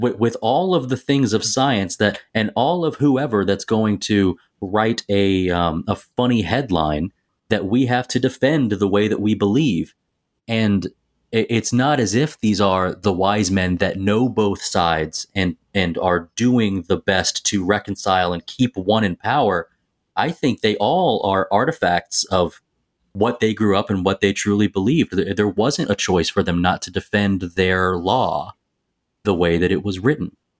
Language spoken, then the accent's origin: English; Tennessee, United States; moved away; I'm from Tennessee